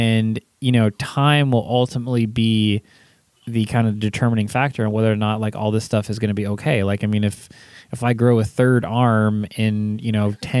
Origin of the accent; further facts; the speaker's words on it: California, United States; I grew up in California